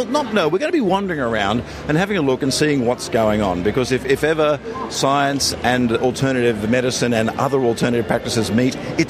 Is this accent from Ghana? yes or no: no; Australia